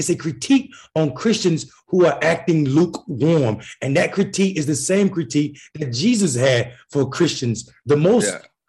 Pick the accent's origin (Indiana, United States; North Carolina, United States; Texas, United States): North Carolina, United States; as a Black person who understands, I'm from North Carolina. I was chased by the Klan. These same people went to church. These same people believe that I didn't belong in the same building as them. And I'm not an old Christian. I'm 42 years old.